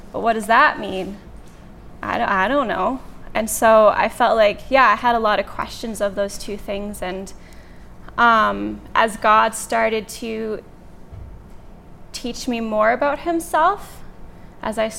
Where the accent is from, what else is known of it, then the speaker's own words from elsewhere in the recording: Lethbridge, Alberta, Canada; I'm from Lethbridge